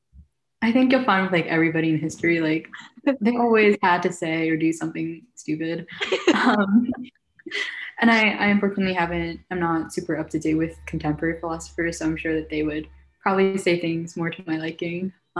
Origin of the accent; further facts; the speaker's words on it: Philadelphia, Pennsylvania, United States; also born or lived in Guangzhou, China / New York City; I'm from Philadelphia